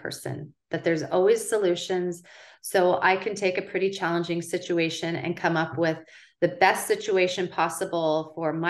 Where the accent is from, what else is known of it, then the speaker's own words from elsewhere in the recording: West Linn, Oregon, United States; my family moved here when I was 14